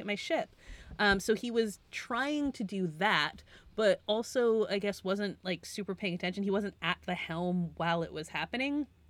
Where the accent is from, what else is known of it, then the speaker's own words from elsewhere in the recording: Western Massachusetts, United States; I'm from Western Massachusetts, so not the side of the state that's by the water